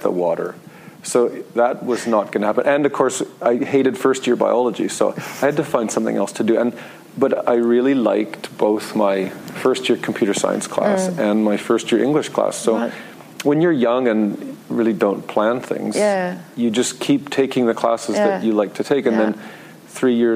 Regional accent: Saskatoon, Saskatchewan, Canada; I am from Saskatoon

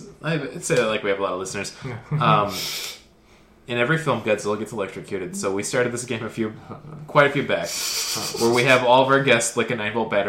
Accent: Florida, United States; I grew up in Florida when Zima was still around

